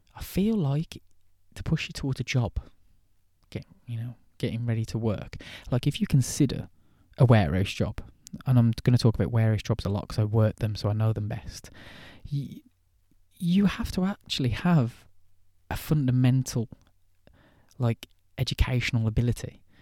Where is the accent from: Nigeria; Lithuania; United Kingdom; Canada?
United Kingdom; England; I'm English